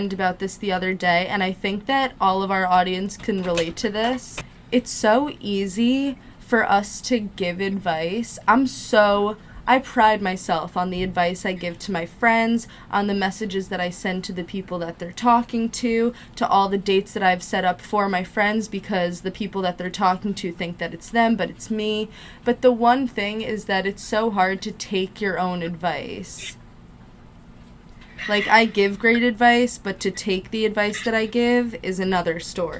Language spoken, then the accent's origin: English; New Jersey, United States; It's like, I'm from Jersey, you're from Jersey, we're both Jewish, we both went to sleepaway camp